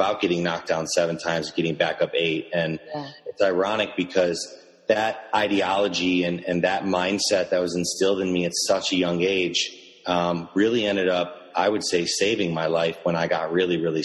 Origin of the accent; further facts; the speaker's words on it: Chicago, Illinois, United States; I was born and raised in Chicago